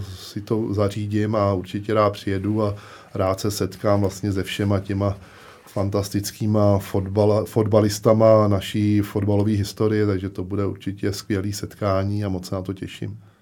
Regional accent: Smetanova Lhota, South Bohemian Region, Czechia; Pořád jsem aktivní fotbalově u nás ve Smetanový lhotě

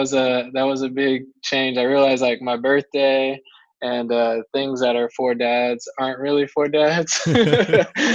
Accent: Marietta, Georgia, United States; moved away as an adult; also born or lived in Chapel Hill, North Carolina; now in Durham, United States; We grew up about 20 minutes northwest in a little town called Marietta

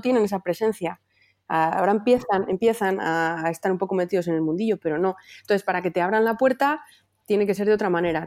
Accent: Palencia, Castile and León, Spain; now in Valladolid, Spain; yo soy de Palencia, pero vivo en Valladolid

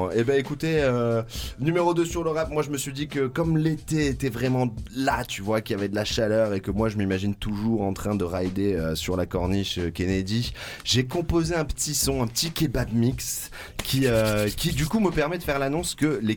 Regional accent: France; mais euh, je suis français.

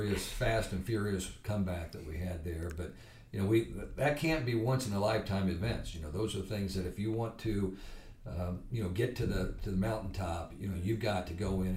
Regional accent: Muncie, Indiana, United States; growing up in Muncie, Indiana in the 60s and 70s

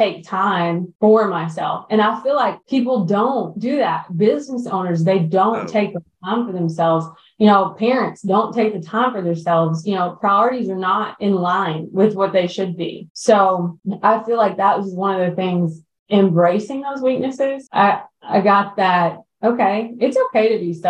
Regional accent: the South, United States; we grew up in the South

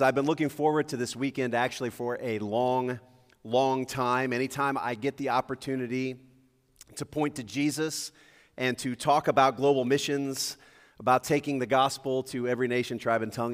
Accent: Lakeview, United States; also born or lived in Indianapolis, Indiana; growing up in Lakeview

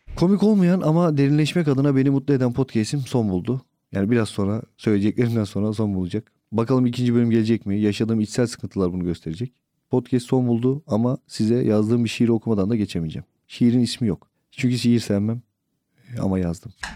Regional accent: Yeldeğirmeni, Istanbul, Turkey; Gençliğim yel değirmeninde geçti. E, hala da oradayım

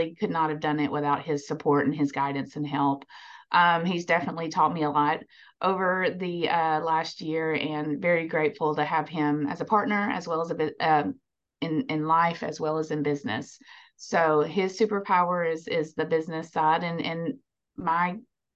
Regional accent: near Nashville, Tennessee, United States; Born and raised near Nashville, and went to school at MTSU

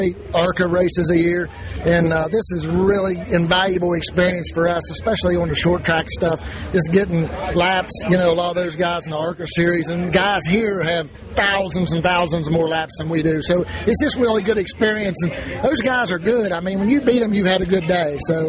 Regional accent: Maysville, West Virginia, United States

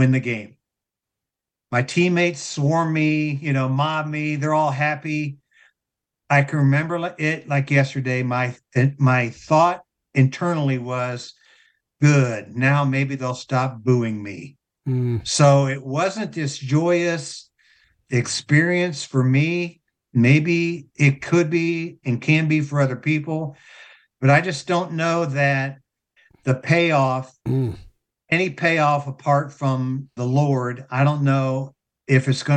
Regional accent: Kettering, Ohio, United States; I grew up in Dayton, in Kettering

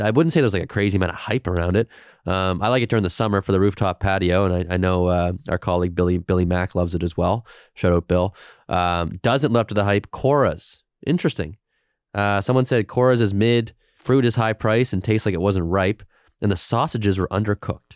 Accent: Halifax, Nova Scotia, Canada; I grew up in the Mumford Road, Walmart, uh, but I went to Saint Agnes Junior

